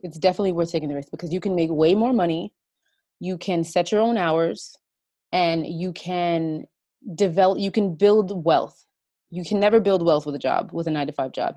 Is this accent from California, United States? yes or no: no; New York, United States; I'm from the United States, uh, in New York, and I live here with my two kids and my husband.